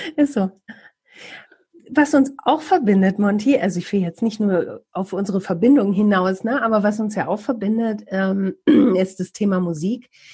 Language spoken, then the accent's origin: German; Bielefeld, North Rhine-Westphalia, Germany